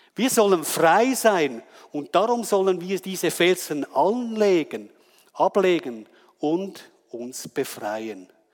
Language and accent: German; Wetzikon, Zurich, Switzerland; ich komme aus Wetzikon